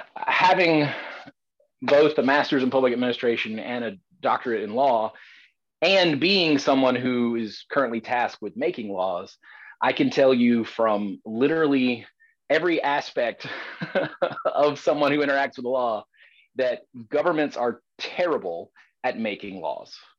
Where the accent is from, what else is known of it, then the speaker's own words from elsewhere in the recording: the South, United States; As a Southerner